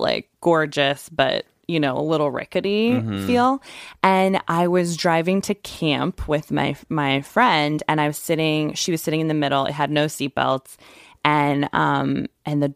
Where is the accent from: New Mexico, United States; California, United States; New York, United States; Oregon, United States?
New Mexico, United States; Santa Fe; moved away; being from New Mexico